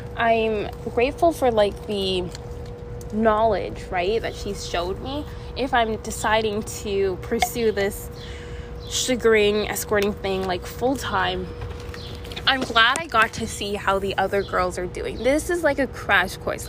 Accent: Canada; I'm from Canada

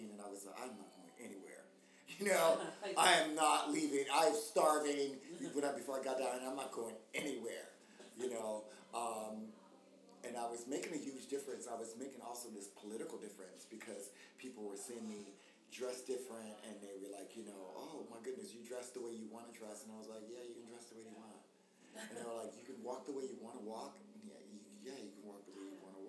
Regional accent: United States; moved away as an adult; also born or lived in South Africa / London / New York City; being black American

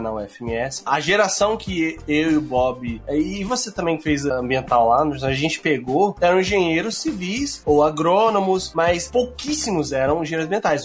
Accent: Gaúcho, Rio Grande do Sul, Brazil; Nós que somos gaúchos

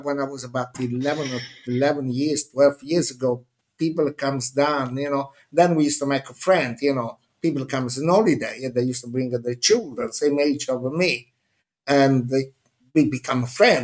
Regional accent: Minori, Campania, Italy; English is a second language; moved away as an adult; now in London, United Kingdom; I was born 30 meters above the sea in a little village of Amalfi Coast, Minori, where the sea was my swimming pool

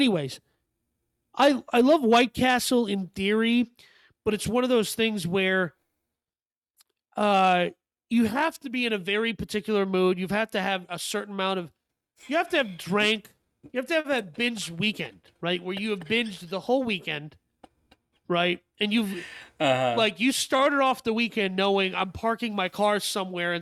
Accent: Midwest, United States; I'm from the Midwest

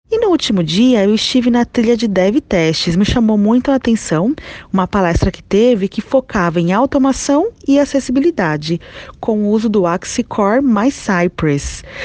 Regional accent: São Paulo, Brazil; eu sou de São Paulo

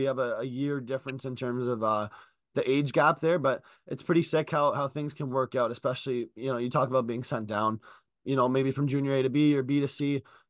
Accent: Ontario, Canada; We talked about how we're both from Ontario, both played in the G.

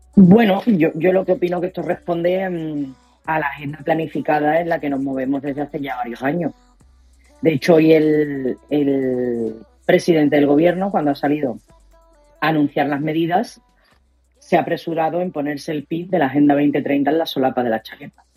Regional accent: Spain; Somos los españoles

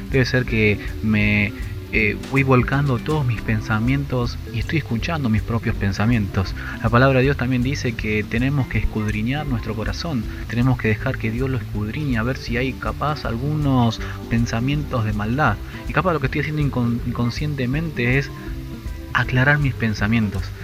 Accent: Buenos Aires Province, Argentina; Soy de Argentina, la provincia de Buenos Aires y tengo 35 años.

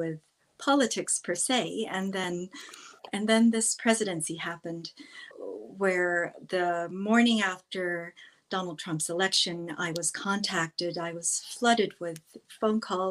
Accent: New York City, New York, United States; I grew up in New York City when it was quite violent

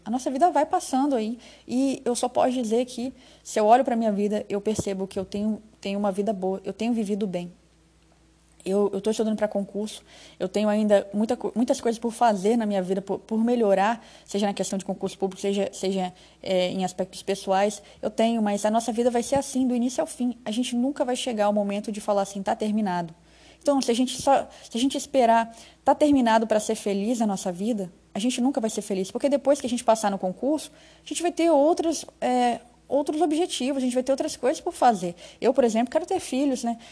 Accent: Rondônia, Brazil; also born or lived in Espírito Santo; eu sou capixaba, mas eu moro aqui em Rondônia desde criança

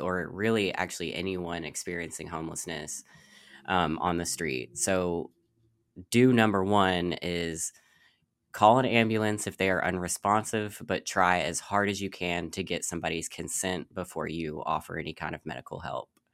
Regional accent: Louisville, Kentucky, United States; I'm from, born and raised in Louisville, Kentucky

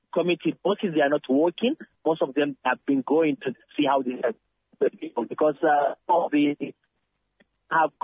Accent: Nigeria; moved away as an adult; now in Turkey; I'm a Nigerian, but I live in Turkey for the past 12 years

